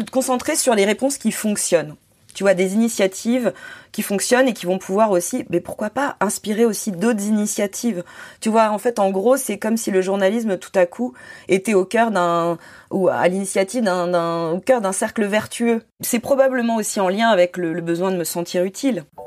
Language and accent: French; Corsica, France; now in Paris, France; j'ai grandi en Corse